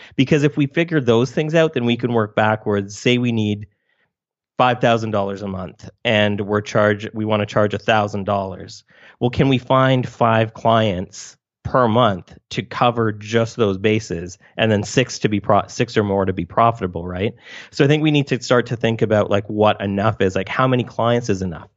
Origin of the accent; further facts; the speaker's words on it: Canada; I'm also Canadian